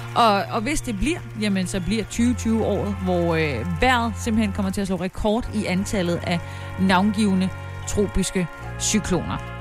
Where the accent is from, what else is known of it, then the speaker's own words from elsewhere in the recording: Haderslev, Southern Denmark, Denmark; moved away; Haderslev, min gamle hjemby